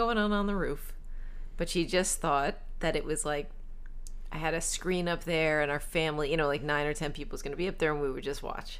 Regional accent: Manhasset, New York, United States; also born or lived in Queens, New York / Bardonia, New York; I was born in North Shore University Hospital. In Long Island? Yes, which is over the border in Long Island in Manhasset.

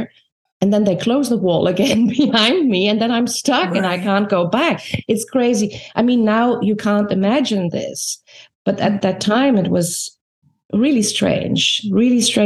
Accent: Berlin, Germany; moved away as an adult; I'm coming from East Berlin

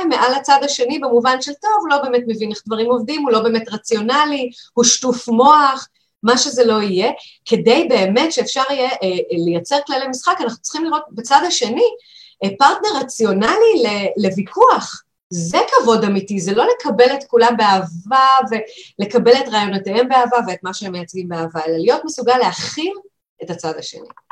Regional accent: Israel; אני דווקא ילידת הארץ, אבל אני דור ראשון

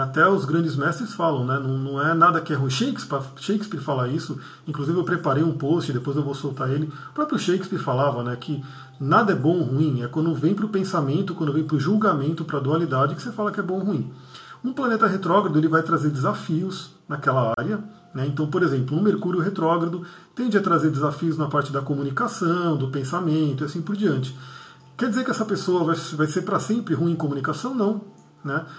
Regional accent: Brazil; minha origem de nascimento, eu nasci no Brasil, mas sou descendente de libaneses

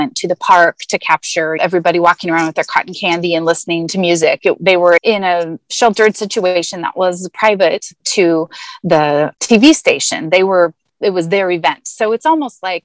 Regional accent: Seattle area, Northwest Washington State, United States; I hail from Northwest Washington State in Seattle area

